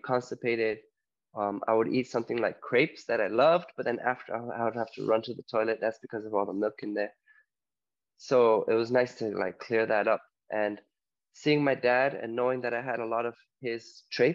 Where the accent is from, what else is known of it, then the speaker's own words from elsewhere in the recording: Toronto, Ontario, Canada; moved away as an adult; also born or lived in Poland; now in Mallorca, Spain; originally from Poland, but I grew up in Toronto, Ontario, Canada. And right now I'm living in Mallorca, Spain